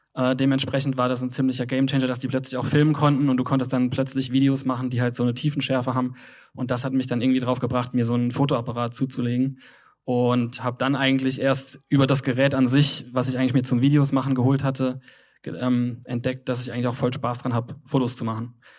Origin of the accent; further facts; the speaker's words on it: Kaiserslautern, Rhineland-Palatinate, Germany; moved away as an adult; also born or lived in Cologne; Bin eigentlich aus Kaiserslautern, eine sehr kleine Stadt im Südwesten von äh, Deutschland.